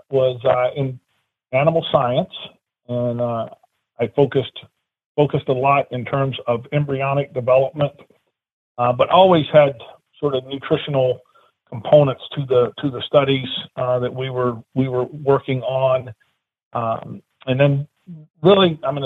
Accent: South Alabama, United States; moved away as an adult; now in Ohio, United States; I originally grew up in South Alabama

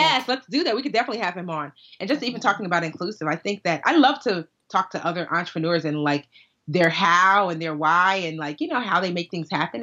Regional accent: United States; we're American

